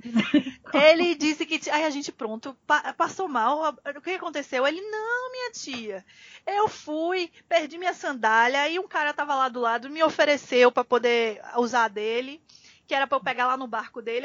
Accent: Northeast Region, Brazil; a gente é nordestino também

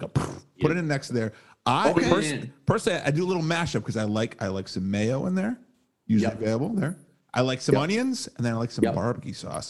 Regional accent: Northeast, United States; moved away; growing up in the Northeast.

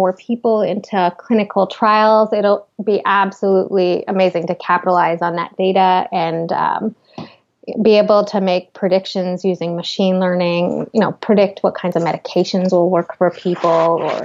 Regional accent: Canada; moved away as an adult; also born or lived in New York City / Seattle; I was in Canada at the time. I'm Canadian.

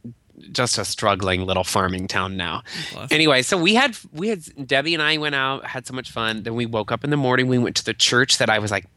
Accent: Albia, Iowa, United States; now in Chicago, United States; My sister and I then go to the Albia Brewing Company, which our hometown has its own microbrew pub.

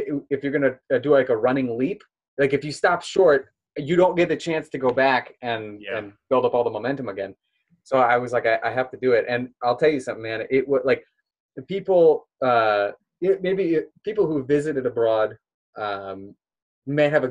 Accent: Omaha, Nebraska, United States; moved away; also born or lived in Israel; I'm from Nebraska originally.

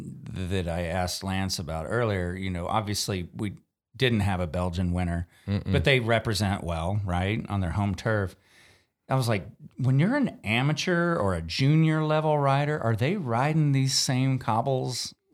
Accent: Texas, United States; Being a Texan, a home field advantage might be heat.

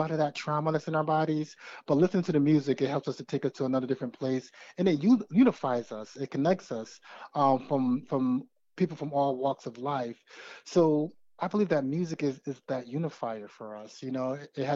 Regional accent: United States; as a man growing up in America

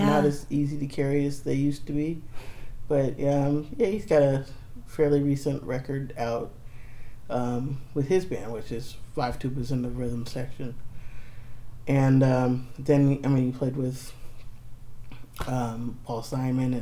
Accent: Santa Monica, California, United States; also born or lived in Hollywood / Ohio; if I grew up in one place, it would have been Santa Monica area

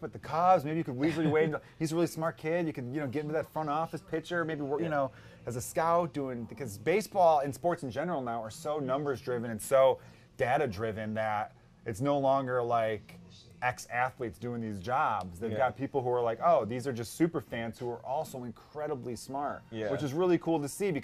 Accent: Chicago, Illinois, United States; I'm from the Northwest side of the city, but my dad worked for the Chicago Park District on the South Side

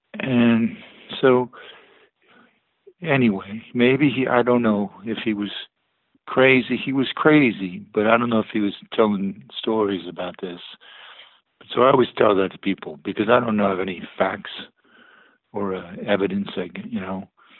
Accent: Texas, United States; also born or lived in California / New Jersey; Originally I was from Texas, and then we moved to Fort Ord area, which is in California. My dad was in the food service industry, so we moved around, you know. Then we ended up in New Jersey, mostly New Jersey.

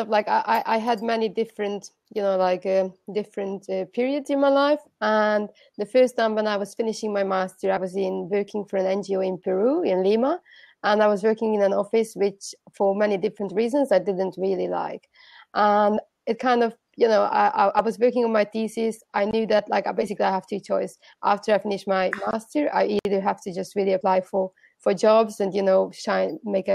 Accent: Budapest, Hungary; moved away as an adult; also born or lived in United States / London / France / Portugal; I was born in Budapest. That's where I'm now.

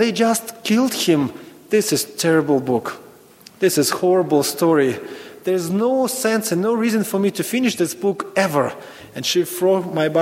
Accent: Ukraine; moved away as an adult; I was born in Ukraine, old Soviet Union. So actually, when I was in school, I was taught Americans are evil

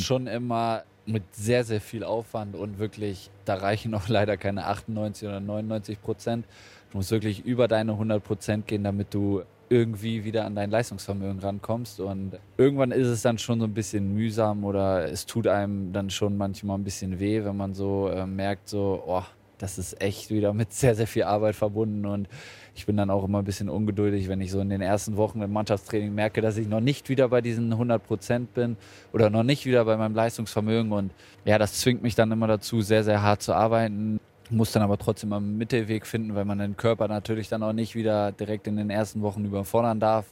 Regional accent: Hanover, Lower Saxony, Germany; now in Bremen, Germany; Meine Heimat ist Hannover

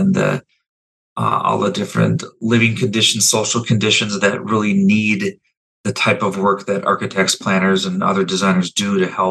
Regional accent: Minneapolis, Minnesota, United States; I was born essentially living on Franklin Avenue, which is now part of the American Indian Cultural Corridor. And when I was about four or five, I watched the Minneapolis American Indian Center, the first version of that being built.

